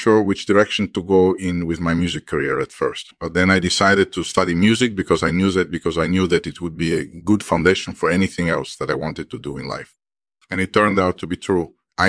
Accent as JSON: {"language": "English", "region": "New York", "country": "United States", "tie": "born or raised there", "also_born_or_lived": "Paris, France / Florida", "said": "I was born in Paris, France in 1965. I spent my early years there, and then when I was about 10, my family moved to the United States. We lived in upstate New York for a while, and then we moved down to Florida."}